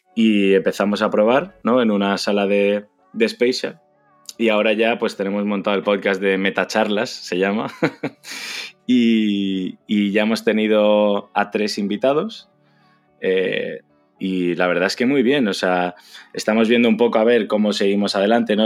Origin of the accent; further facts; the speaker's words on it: Madrid, Community of Madrid, Spain; also born or lived in China; soy de Madrid